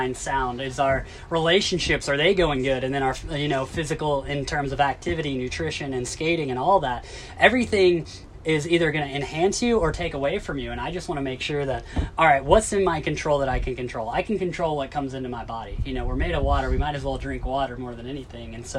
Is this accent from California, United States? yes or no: no; Tennessee, United States; I grew up in Tennessee, it's the South, you know, everything is fried